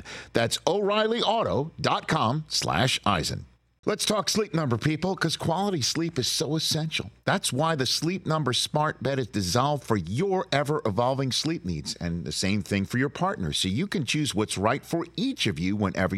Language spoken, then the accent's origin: English; New York City, New York, United States; I grew up in New York City watching Marv on WNBC